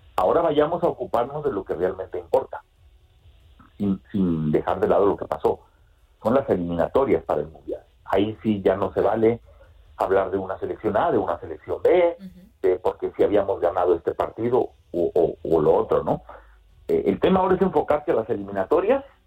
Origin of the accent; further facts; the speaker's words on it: Mexico; now in United States; yo radico en los Estados Unidos, pero soy mexicano